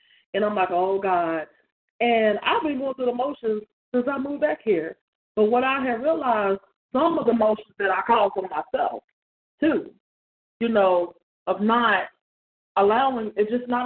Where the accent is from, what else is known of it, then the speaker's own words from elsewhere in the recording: North Carolina, United States; when I moved back to my hometown